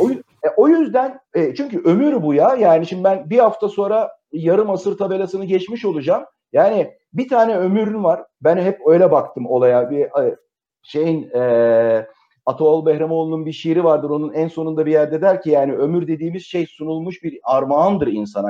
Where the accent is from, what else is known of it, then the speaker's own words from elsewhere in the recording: Turkey; biz tipik bir Akdeniz ülkesiyiz